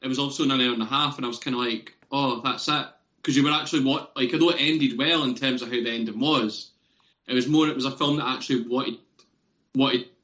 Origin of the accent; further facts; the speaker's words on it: near Edinburgh, Scotland, United Kingdom; we're not from Edinburgh, but we're not far away from Edinburgh